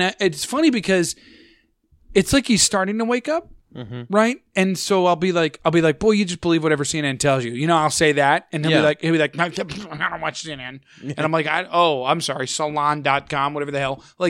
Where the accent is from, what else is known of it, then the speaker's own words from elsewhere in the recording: United States; I'm an American.